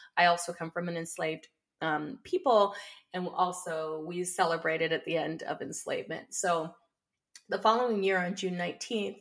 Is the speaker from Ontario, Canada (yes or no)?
yes; Windsor, Ontario, Canada; I was born and raised in Canada, uh, here on Turtle Island, and I've been residing here for uh, all of my 52 years on the planet. And so I currently live in Windsor, Essex County